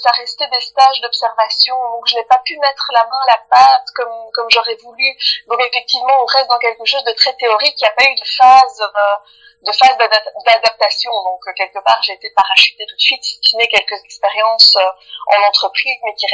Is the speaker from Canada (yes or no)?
no; Belgium; je suis née en Belgique et j'ai, fait mes études et j'ai travaillé euh, euh, exclusivement en Belgique, même si j'ai travaillé dans des sociétés internationales, mais j'ai, toujours été basée en Belgique.